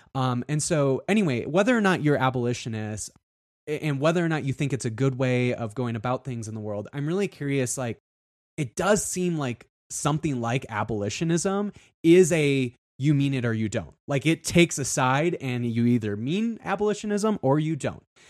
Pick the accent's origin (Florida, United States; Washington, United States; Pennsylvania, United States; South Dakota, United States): South Dakota, United States; I grew up in South Dakota